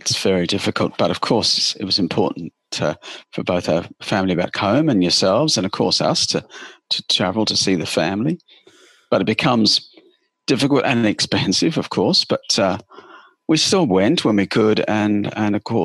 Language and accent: English; United Kingdom; moved away as an adult; now in Sydney, Australia; I live in Coogee, which is New South Wales, Eastern Beaches in Australia, and I'm from the UK. I was born there, but I've been in Australia now for 39 years.